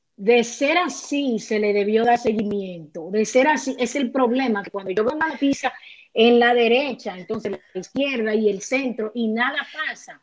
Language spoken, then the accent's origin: Spanish; Dominican Republic; en buen dominicano